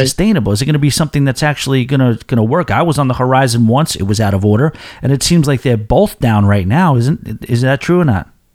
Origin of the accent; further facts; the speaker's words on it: New York, United States; being the New Yorker that I am